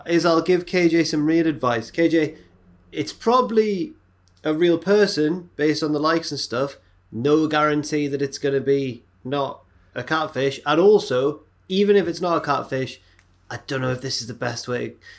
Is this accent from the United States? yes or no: no; England, United Kingdom; we're English